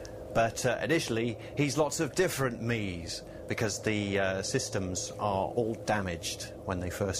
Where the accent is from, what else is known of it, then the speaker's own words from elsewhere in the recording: Scotland, United Kingdom; I'm a Scottish actor